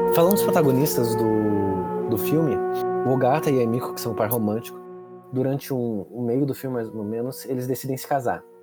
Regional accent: Brazil; a gente é brasileiro

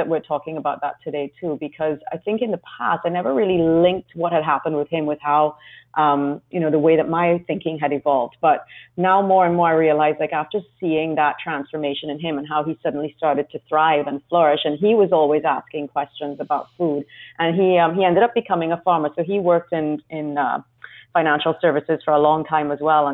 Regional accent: Trinidad & Tobago; now in London, United Kingdom; I grew up in a very small place in the Caribbean called Trinidad

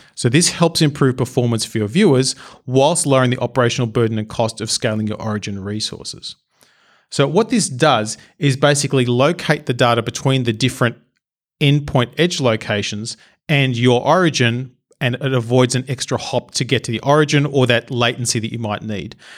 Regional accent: Australia; I'm Australian

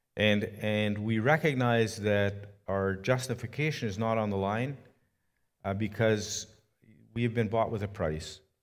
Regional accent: Canada; I was from Canada

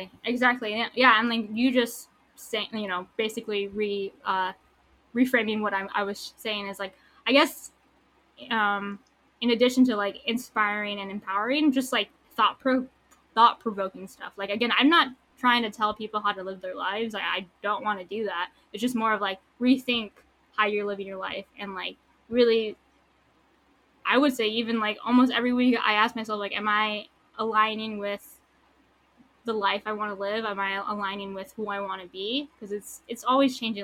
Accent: San Diego, California, United States; also born or lived in Tucson, Arizona; I was born here in San Diego. I lived in Tucson, Arizona for like nine years, and then I came back, and I've been in San Diego ever since my freshman year of high school.

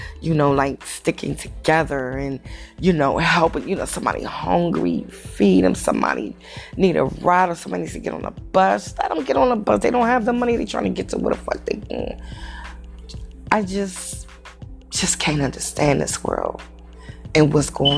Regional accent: Langley Park, Maryland, United States; also born or lived in Montgomery County, Maryland; now in Gaithersburg, United States; I was born in Montgomery County, but I grew up in PG, Langley Park

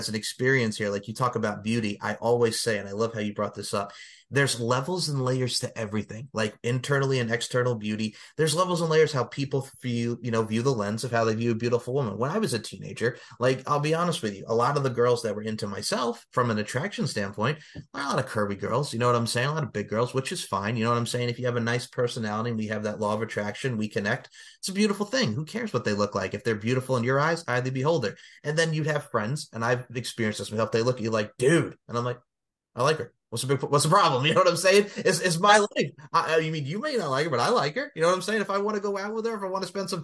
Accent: Long Island, New York, United States; I grew up on Long Island, New York.

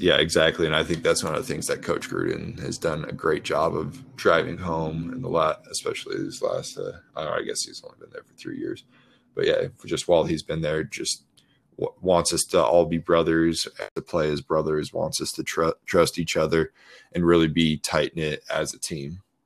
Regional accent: Colorado, United States; moved away as an adult; also born or lived in Baltimore; I grew up in Colorado, went to Colorado State, never really moved out of my home state

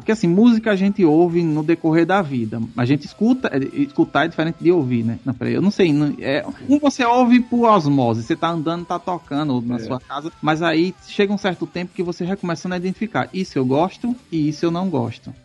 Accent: Northeast Region, Brazil; eu sou daqui do Nordeste.

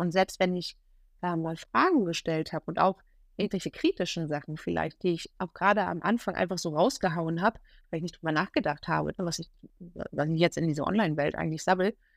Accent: Germany; hier in meiner Heimat an der Ostsee

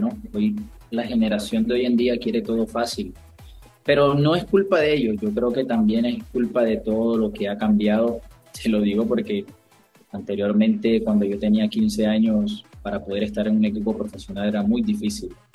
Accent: Barranquilla, Atlántico, Colombia; del equipo de mi tierra

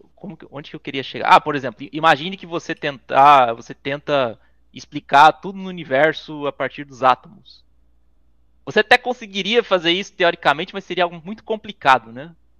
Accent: Santa Catarina, Brazil; moved away as an adult; also born or lived in São Paulo; eu voltei pra, pra meu estado natal, Santa Catarina

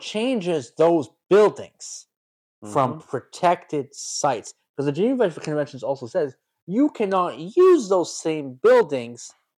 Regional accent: Canada; We're Canadian.

